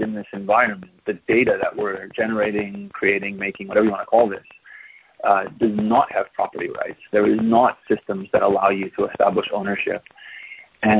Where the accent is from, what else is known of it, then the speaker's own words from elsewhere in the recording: United States; moved away as an adult; now in Taiwan; I'm an American